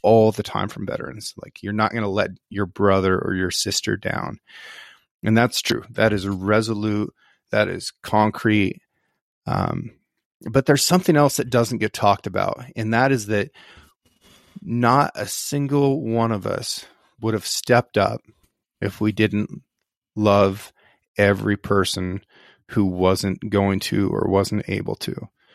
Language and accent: English; Northeast Oregon, United States; I grew up here on the Six Ranch. The Six Ranch is located in Northeast Oregon